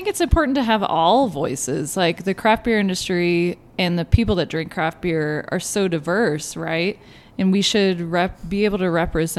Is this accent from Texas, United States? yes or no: yes; Texas, United States; I am Texan